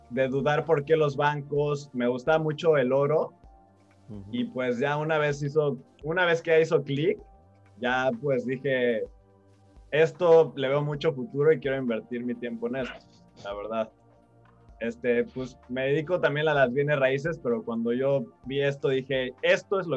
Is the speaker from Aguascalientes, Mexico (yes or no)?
no; Mexico City, Mexico; accent: chilango; yo soy de la Ciudad de México